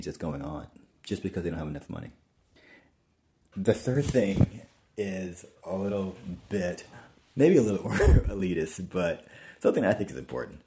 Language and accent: English; New York City, New York, United States; as a New Yorker